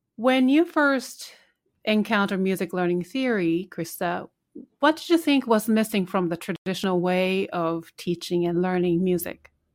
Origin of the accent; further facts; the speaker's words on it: Japan; English is a second language; moved away as an adult; now in United States; this is my, obviously my second language. And then for twenty years, I couldn't speak because the way they teach you, uh, English language in Japan